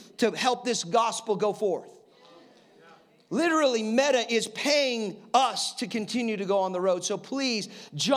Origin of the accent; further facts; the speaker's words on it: Colorado, United States; I'm from Colorado